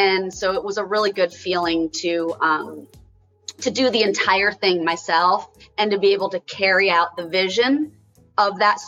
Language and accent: English; Connecticut, United States; I grew up in Connecticut